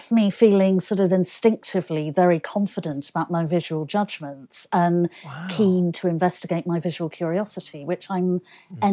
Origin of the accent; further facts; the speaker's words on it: Manchester, North West England, United Kingdom; it was fantastic because Manchester, first of all, it has an incredible design heritage.